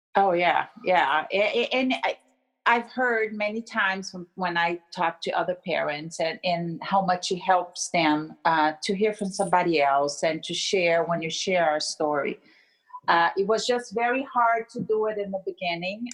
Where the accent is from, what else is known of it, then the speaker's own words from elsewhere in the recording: Brazil; moved away; I'm from Brazil and I was speaking Portuguese